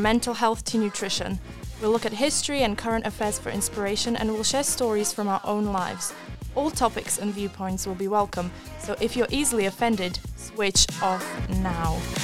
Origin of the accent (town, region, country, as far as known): Wales, United Kingdom; born or raised there; also born or lived in Slovakia